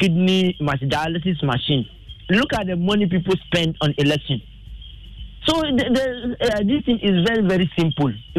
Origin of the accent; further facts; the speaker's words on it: Ghana; now in Japan; we Ghanaians